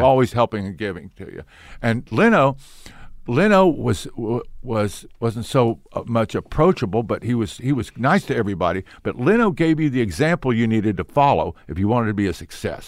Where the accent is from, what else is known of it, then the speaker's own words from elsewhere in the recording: Oklahoma City, Oklahoma, United States; also born or lived in Ponca City, Oklahoma; I was in Oklahoma City until the, uh, fourth grade, and my father got promoted to a bigger church in Ponca City, Oklahoma.